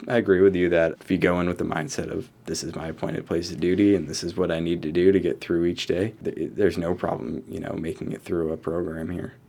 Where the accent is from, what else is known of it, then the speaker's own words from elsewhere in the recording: Rochester, New York, United States; I'm from Rochester originally. I graduated from East Rochester High School